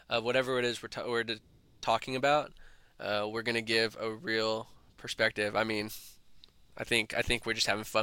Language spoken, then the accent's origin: English; Dallas, Texas, United States; We're from Dallas. We're proud Dallas residents